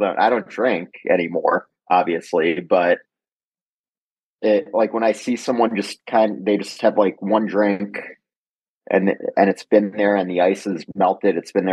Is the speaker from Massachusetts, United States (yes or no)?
no; New York City, New York, United States; I grew up in Manhattan